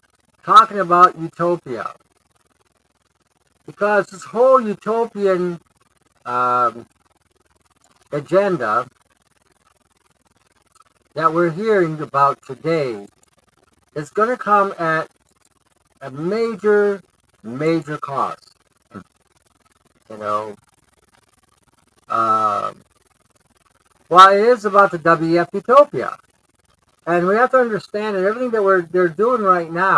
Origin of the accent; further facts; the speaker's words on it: Detroit, Michigan, United States; growing up in Detroit